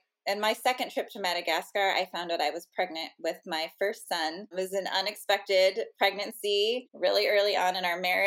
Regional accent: St. Louis, Missouri, United States; I grew up in the Midwest. I'm originally from St. Louis, Missouri

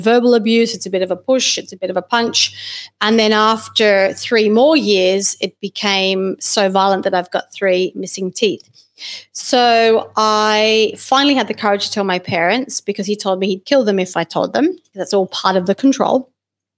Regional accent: Australia; I was born in Australia, and I did finish school and did my first university degree in science and nutrition

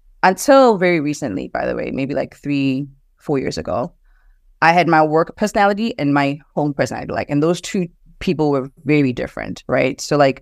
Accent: South Africa; moved away as an adult; now in United States; but growing up in South Africa, I mean, I grew up with Black parents that were both professionals. And I grew up in a predominantly Black country, right? So moving to the US and as an adult

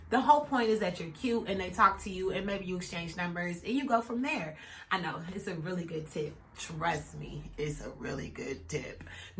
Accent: Kansas City, Missouri, United States; Yeah, I grew up in Kansas City.

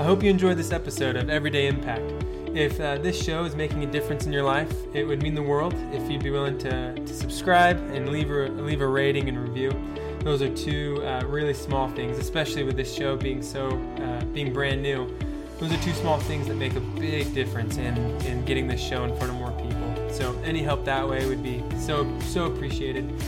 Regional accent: Keller, Texas, United States; I'm from a city called Keller

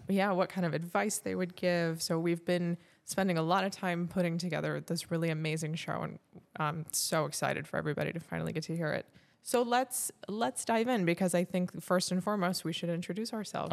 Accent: Fontana, California, United States; also born or lived in Fullerton, California / Orange County, California; I grew up in Fontana, California, which is probably one of the least exciting places

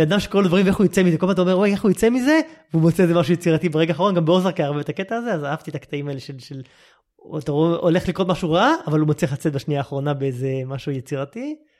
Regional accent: Israel; אנחנו בתור ישראלים

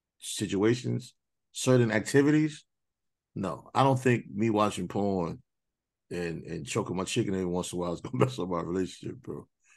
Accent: New York City, New York, United States; also born or lived in Queens; My family's from Queens, so I'm from Brooklyn.

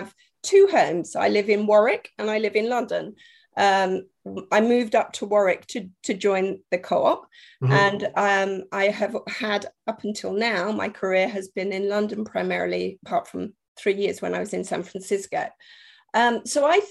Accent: Germany; moved away as an adult; now in United Kingdom; I was brought up in Germany, and I didn't actually come to the UK until I went to university.

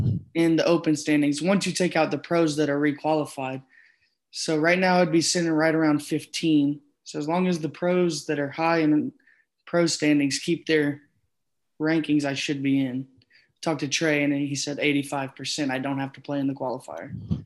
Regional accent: Bryan, Texas, United States; Bryan College Station.

